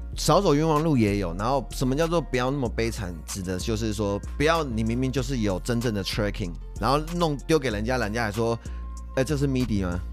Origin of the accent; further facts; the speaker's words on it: Taiwan; 我们台湾人